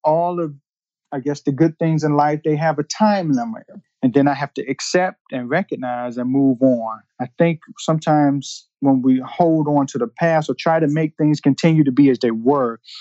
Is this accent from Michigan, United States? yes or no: yes; Detroit, Michigan, United States; moved away; I grew up in Detroit during the time when it was the murder capital of the world